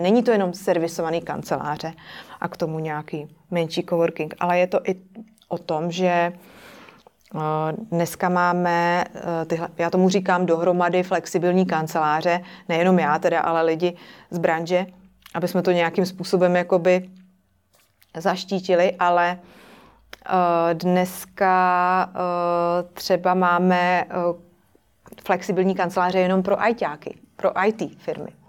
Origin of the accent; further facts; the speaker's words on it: Czechia; u nás v Praze